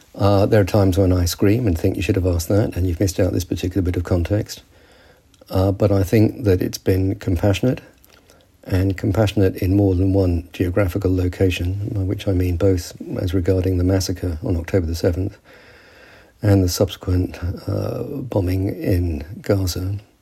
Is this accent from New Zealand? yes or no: no; United Kingdom; I'm British because my father fought with the British Army